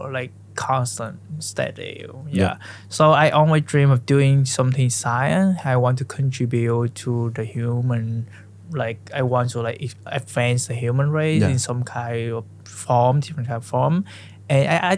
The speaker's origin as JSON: {"language": "English", "region": "Central Vietnam", "country": "Vietnam", "tie": "born or raised there", "also_born_or_lived": "Ho Chi Minh City", "second_language": "English", "moved": "as an adult", "lives_now": "United States", "said": "I was born in Central Vietnam, and I went to high school in Ho Chi Minh City"}